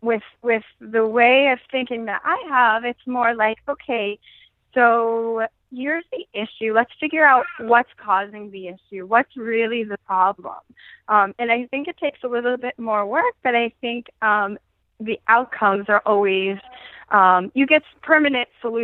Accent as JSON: {"language": "English", "town": "Pittsburgh", "region": "Pennsylvania", "country": "United States", "said": "I am from Pittsburgh, Pennsylvania."}